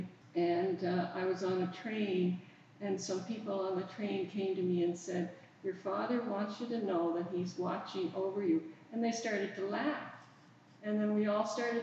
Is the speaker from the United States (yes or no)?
no; Prince Edward Island, Canada; moved away as an adult; also born or lived in England; I'm in the church of my childhood. I come from Prince Edward Island, and I come from a little community on the north shore of PEI.